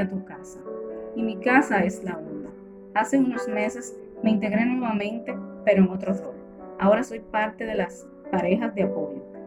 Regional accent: La Vega, Dominican Republic; soy de La Vega

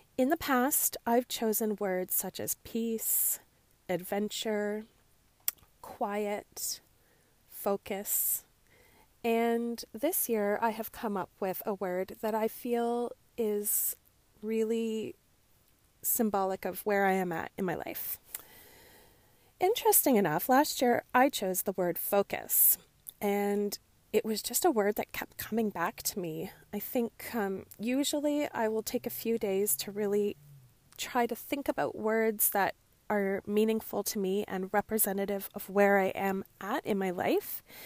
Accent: Canada; Growing up as a Canadian girl, I often listened to the C B C

